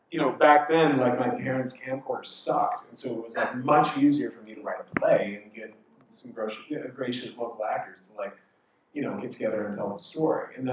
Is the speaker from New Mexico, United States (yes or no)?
no; Idaho, United States; also born or lived in Moscow, Idaho; now in New York City, United States; growing up in Idaho.